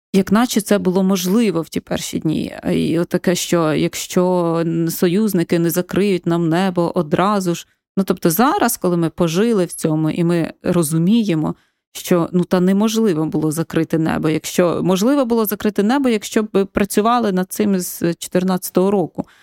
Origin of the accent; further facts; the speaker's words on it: Ukraine; first language Ukrainian; moved away as an adult; also born or lived in Kyiv / Barcelona; Я виросла все рівно з українською свідомістю в україномовній сім'ї